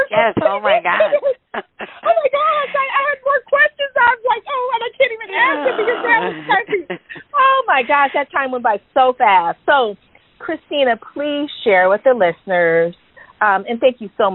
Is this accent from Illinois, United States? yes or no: no; California, United States; I'm from California